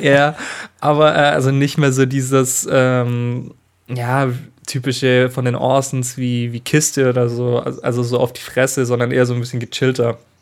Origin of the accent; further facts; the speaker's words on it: Allgäu, Germany; in Arnach, also das ist bei uns im Allgäu unten